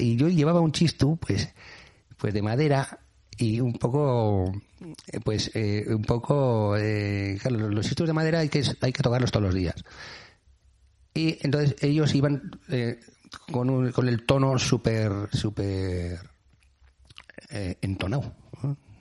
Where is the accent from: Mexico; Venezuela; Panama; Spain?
Spain; Basque Country